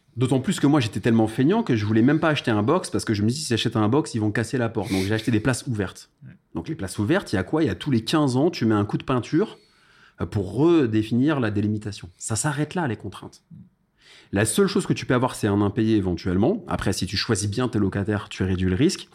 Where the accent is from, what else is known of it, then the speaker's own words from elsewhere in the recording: Paris, Île-de-France, France; je suis né à Paris